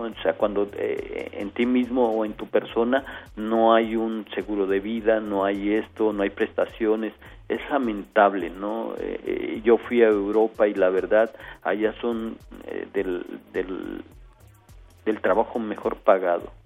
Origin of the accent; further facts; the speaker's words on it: Mexico; mi país